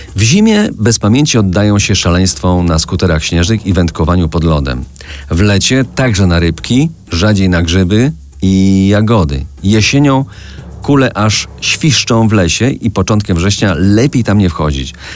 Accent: Żywiec Land, Silesian Voivodeship, Poland; do mojej małej ojczyzny, do ziemi żywieckiej.

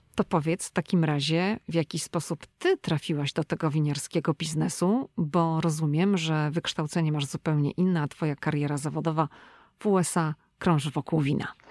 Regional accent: Szczecin, West Pomeranian Voivodeship, Poland; moved away as an adult; now in United States; my jesteśmy obie dziewczyny ze Szczecina

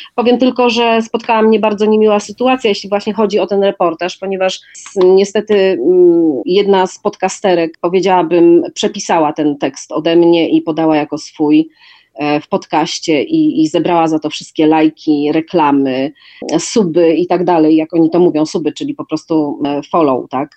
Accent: Wrocław, Lower Silesian Voivodeship, Poland; moved away as an adult; also born or lived in Warsaw; Wrocław z bardzo prostej przyczyny, a mianowicie jest to moje rodzinne miasto.

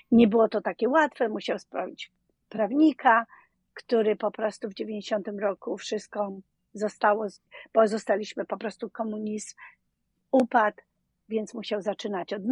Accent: Dzierżoniów, Lower Silesian Voivodeship, Poland; moved away as an adult; now in New Orleans, United States; z bardzo małego miasta Dzierżoniów. Słynne radio Tiora y, były tam produkowane, więc Dolny Śląsk przy Wrocławiu, pomiędzy Wrocławiem a y, Wałbrzechem.

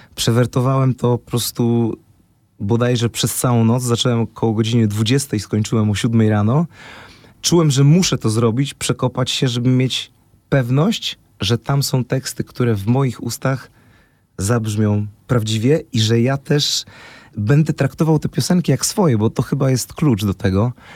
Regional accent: Poznań, Greater Poland, Poland; ja jestem z Poznania

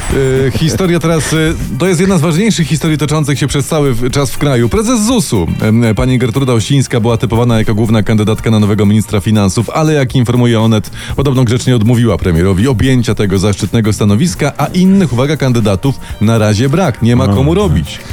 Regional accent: Podkarpacie, Subcarpathian Voivodeship, Poland; u mnie na Podkarpaciu

